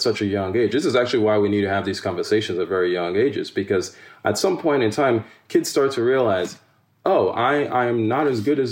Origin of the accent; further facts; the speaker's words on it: Nigeria; now in United States; If I had a challenge in school with a teacher or peer in Nigeria